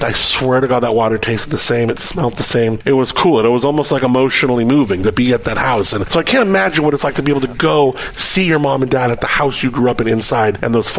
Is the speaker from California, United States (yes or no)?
yes; Southern California, United States; I grew up in Southern California, a city called Gore Hills.